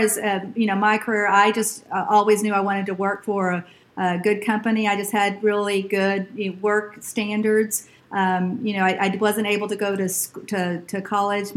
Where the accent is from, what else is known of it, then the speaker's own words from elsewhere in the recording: Brownsville, Texas, United States; also born or lived in Houston, Texas / Dallas, Texas; So I grew up in South Texas, Brownsville, Texas. It's a very, very tip of Texas. And then my parents divorced when I was in sixth grade. So we moved to Houston